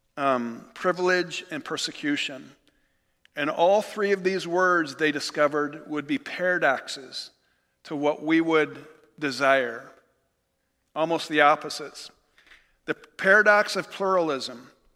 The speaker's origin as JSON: {"language": "English", "country": "United States", "said": "as American believers"}